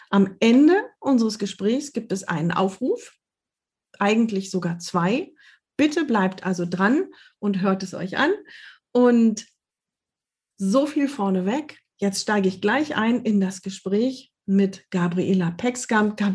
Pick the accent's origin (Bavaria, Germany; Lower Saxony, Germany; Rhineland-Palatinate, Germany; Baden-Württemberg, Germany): Lower Saxony, Germany; now in Hamburg, Germany; Ich komme aus Niedersachsen, aus der Nähe von Osnabrück.